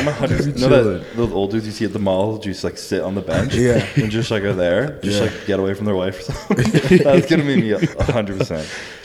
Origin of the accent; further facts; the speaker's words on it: Canada; now in Florida, United States; And I'm from Canada, which is like polar opposite.